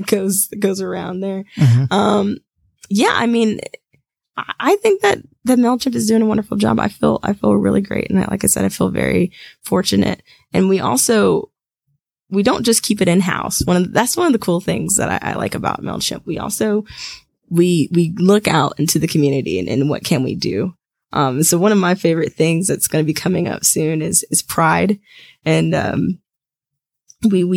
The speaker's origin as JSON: {"language": "English", "region": "Georgia", "country": "United States", "tie": "born or raised there", "said": "I'm born and raised in Georgia, so I'm a Georgia girl, and I don't think I'll ever leave"}